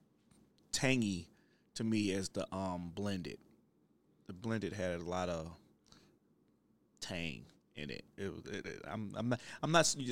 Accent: Ohio, United States; I'm from Ohio

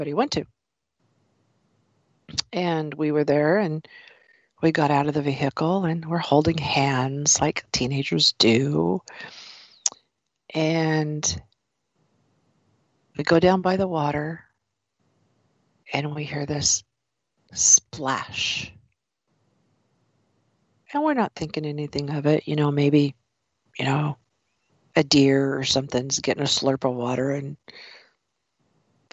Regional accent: the Ozarks, Missouri, United States; I grew up in Missouri and in the Ozarks

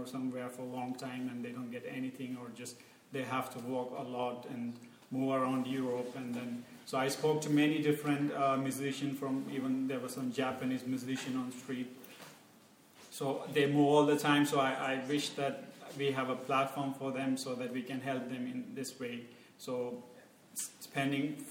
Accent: Sri Lanka; moved away as an adult; now in Berlin, Germany; I'm from Sri Lanka, and I'm doing my master's in electrical engineering

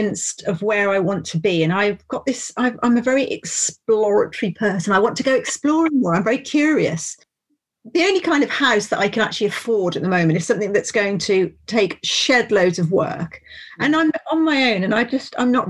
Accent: Worcestershire, West Midlands, United Kingdom; also born or lived in Grassington, Yorkshire; I'm from Worcestershire. I lived in Yorkshire for almost 2 years in Grassington

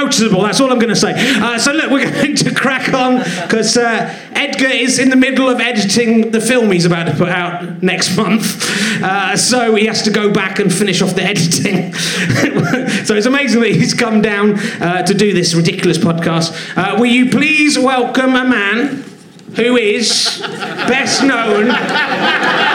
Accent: Cheddar, South West England, United Kingdom; now in London, United Kingdom; I grew up in Cheddar and worked at Cheddar Caves.

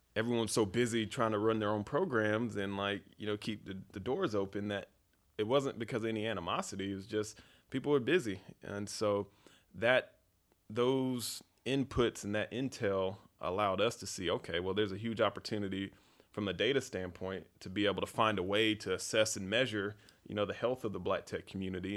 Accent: Fayetteville, North Carolina, United States; I grew up in Fayetteville, North Carolina on a dirt road

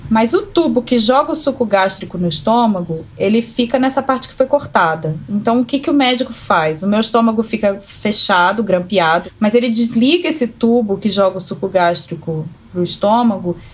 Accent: Rio de Janeiro, Brazil; born there; now in São José dos Campos, Brazil; eu tenho 37 anos, sou nascida no Rio de Janeiro. No momento eu moro em São José dos Campos

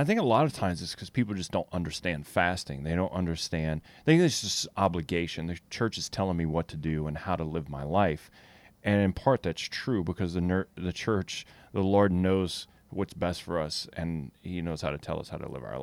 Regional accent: Louisiana, United States; I'm from Louisiana

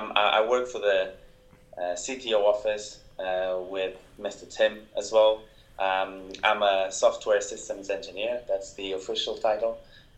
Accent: Portugal; accent: Portuguese; my Portuguese accent.

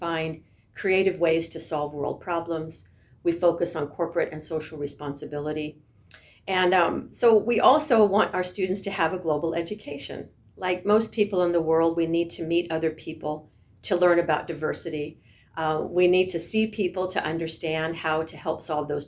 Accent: Colorado, United States; I grew up in Colorado, went to a local university, studied marketing.

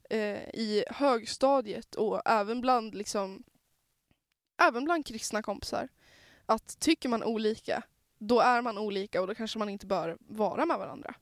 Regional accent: Norrland, Sweden; jag är norrlänning

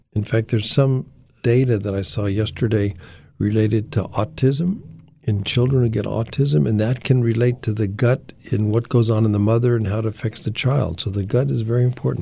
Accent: Denver, Colorado, United States; I was, uh, born and raised in Denver, Colorado.

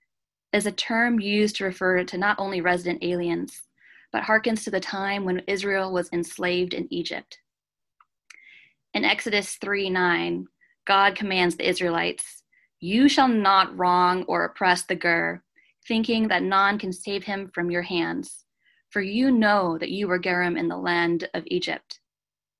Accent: Japan; moved away as an adult; also born or lived in Canada; now in United States; I am a Canadian citizen with a Filipino mother, and I spent the first 18 years of my life in Japan. I came to America when I was 18

